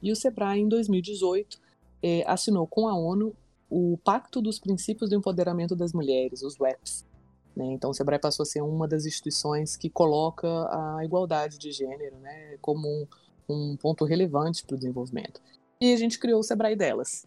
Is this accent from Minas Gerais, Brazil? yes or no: no; Brasília, Federal District, Brazil; eu nasci aqui em Brasília, é, sou filha né, da nossa capital federal